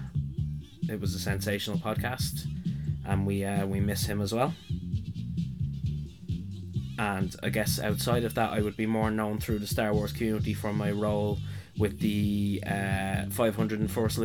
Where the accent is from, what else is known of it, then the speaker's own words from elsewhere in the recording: Dublin, Leinster, Ireland; I am from Dublin, Ireland.